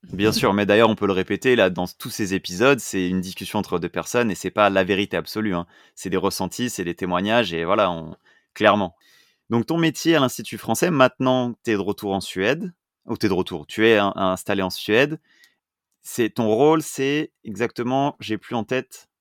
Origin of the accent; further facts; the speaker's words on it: France; nous, en tant que français, l'anglais, c'était la LV1